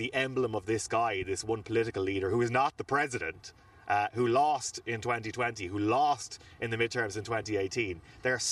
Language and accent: English; Ireland; we're Irish